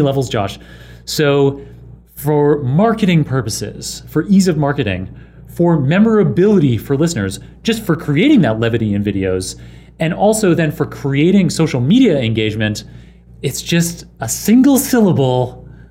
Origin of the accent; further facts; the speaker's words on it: Canada; moved away as an adult; also born or lived in Oxford; I grew up in Canada